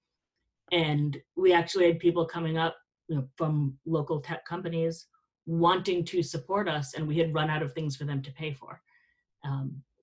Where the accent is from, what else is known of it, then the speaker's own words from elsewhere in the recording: South Florida, United States; I grew up in South Florida.